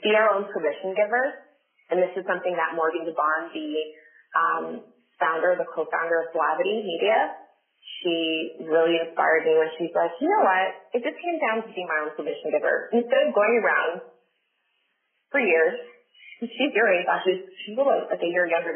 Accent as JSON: {"language": "English", "region": "Southern Ontario", "country": "Canada", "said": "somebody from Southern Ontario or from Canada or from Ontario, period"}